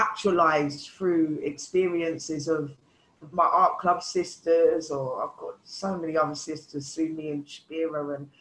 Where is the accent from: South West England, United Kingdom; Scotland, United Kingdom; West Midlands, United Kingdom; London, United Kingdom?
London, United Kingdom; the melting pot growing up in London